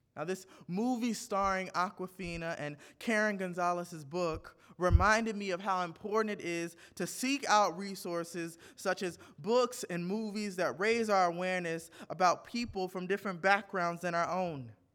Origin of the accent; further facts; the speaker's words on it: Northeast Indiana, United States; I was born in Northeast Indiana, but my family is originally from Arkansas and Mississippi